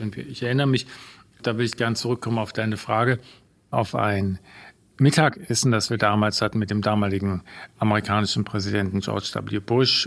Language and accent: German; Bonn, North Rhine-Westphalia, Germany; moved away; ich bin ja geboren in Bonn. Also mein Vater kam ja aus Ungarn, ist aus Ungarn geflohen 1956, hat dann als Werkstudent meine Mutter kennengelernt im Ruhrgebiet und dann sind beide nach Bonn gezogen da bin ich natürlich von Kindesbein an mit dem Karneval